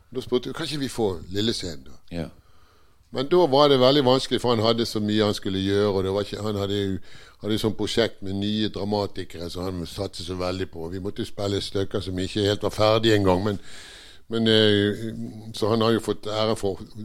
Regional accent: Bergen, Vestland, Norway; also born or lived in Northern Norway / Eastern Norway

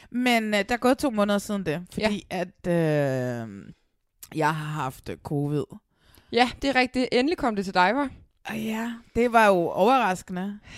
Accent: Næstved, Zealand, Denmark; Men altså, det, jeg er jo fra Næstved

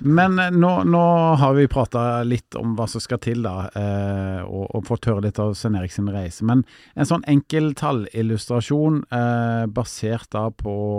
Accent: Stavanger, Rogaland, Norway; now in Oslo, Norway; jeg kommer jo opprinnelig fra Stavanger, bor i Oslo.

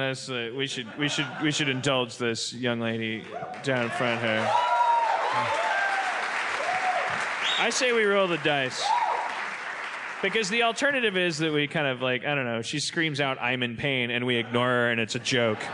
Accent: Wisconsin, United States; I'm from Wisconsin.

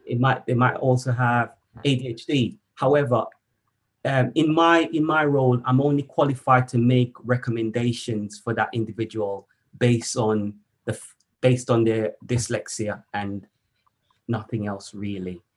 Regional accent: Jamaica; moved away as an adult; So I, I was born in Jamaica mm. um, and I was educated um, in my early early years, I would say. I spent most of my teenage years in Jamaica

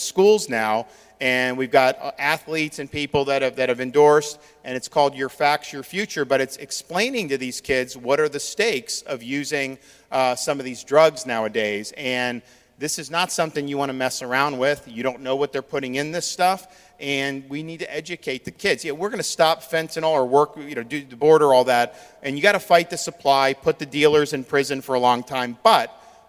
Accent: Tampa Bay area, Florida, United States; my experience growing up in the Tampa Bay area in Florida

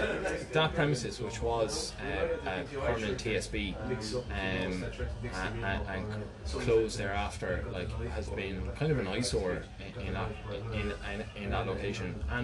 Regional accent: Waterford, Munster, Ireland; I grew up in Waterford and was here through the Celtic Tiger and here through this recession

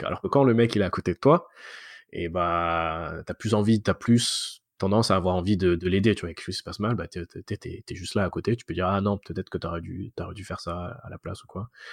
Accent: France; moved away as an adult; now in Montreal, Canada; je suis français à la base, mais ça fait maintenant 11 ans que je suis, que je suis à Montréal

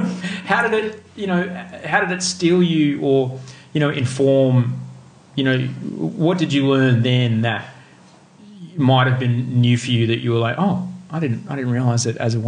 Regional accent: Brisbane, Queensland, Australia; growing up in Brisbane

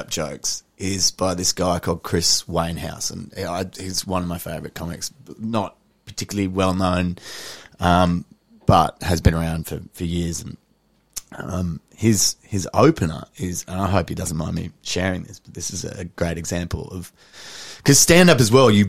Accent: Papua New Guinea; I do a lot of stuff about my my dad, about growing up in New Guinea

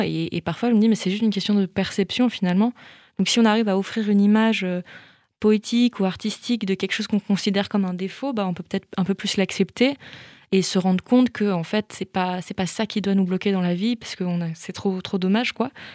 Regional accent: Belle-Île-en-Mer, Brittany, France; moved away; j'ai grandi une partie de mon enfance à Belle-Île-en-Mer

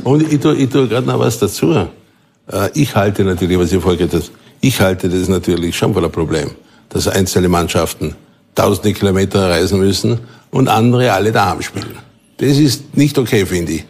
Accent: Vorarlberg, Austria; Ich bin in Vorarlberg aufgewachsen, lebe auch nach wie vor dort

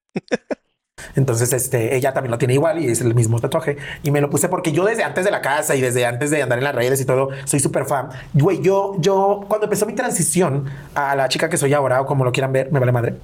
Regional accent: León, Guanajuato, Mexico

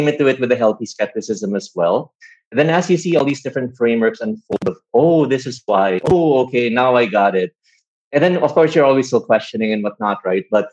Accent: Philippines; guys like us growing up in the Philippines, wanting to go to good schools and good courses.

